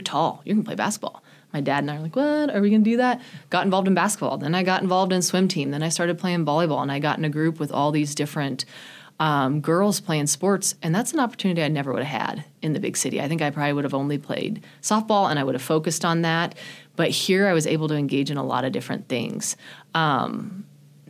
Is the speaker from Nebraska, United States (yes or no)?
yes; Chadron, Nebraska, United States; also born or lived in Greeley, Colorado; I ended up moving here when I was 11, and so that was in sixth grade